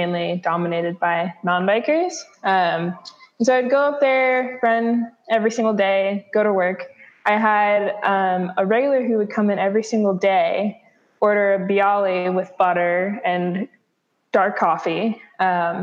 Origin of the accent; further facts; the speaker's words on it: Bellingham, Washington, United States; also born or lived in Seattle, Washington; I am from Bellingham, Washington, originally from Seattle, but I've spent most of my life here in Bellingham.